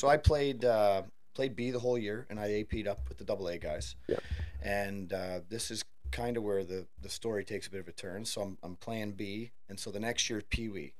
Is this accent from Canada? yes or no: yes; Thurlow Township, Ontario, Canada; I grew up. Uh, it would be considered Thurlow Township back in the day